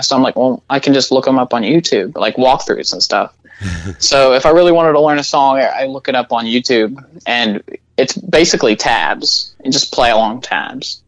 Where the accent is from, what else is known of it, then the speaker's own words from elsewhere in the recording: Little Rock, Arkansas, United States; we're from Little Rock.